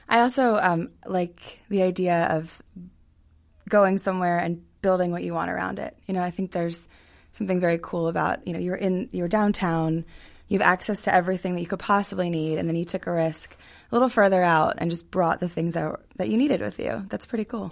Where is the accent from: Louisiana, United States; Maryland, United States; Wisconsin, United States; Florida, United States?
Maryland, United States; Hunt Valley; we're from the same part of Baltimore, which is Hunt Valley